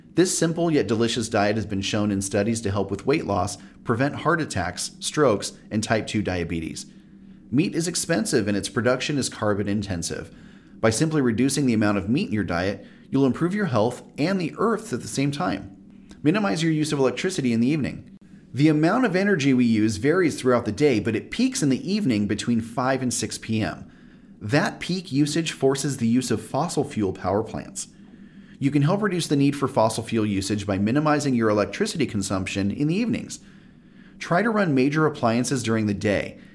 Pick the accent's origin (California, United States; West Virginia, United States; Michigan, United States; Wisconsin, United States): California, United States; Southern; I used a swamp cooler my whole life growing up in Southern California